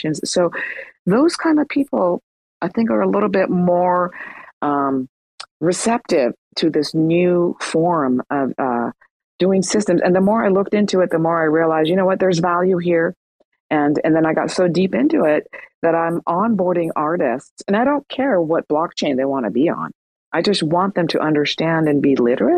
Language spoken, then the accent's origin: English; Iran; moved away; I'm from Iran